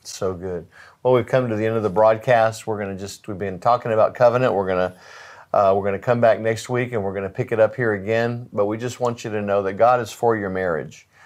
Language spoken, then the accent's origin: English; United States; as an American